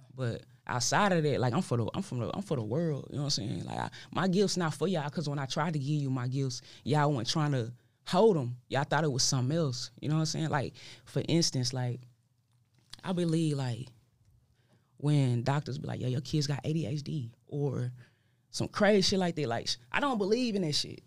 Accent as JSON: {"language": "English", "town": "Dallas", "region": "Texas", "country": "United States", "said": "I'm from Dallas"}